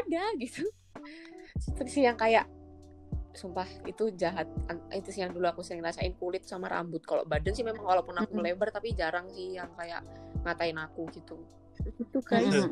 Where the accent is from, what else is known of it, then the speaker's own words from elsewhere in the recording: Java, Indonesia; aku ya orang Jawa